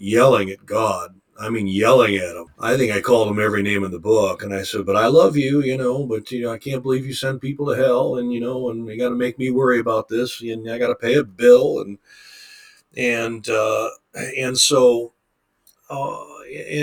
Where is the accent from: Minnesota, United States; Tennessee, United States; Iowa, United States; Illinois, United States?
Illinois, United States; Chicago; Born in the Midwest, a Chicago boy, grew up born and raised in Chicago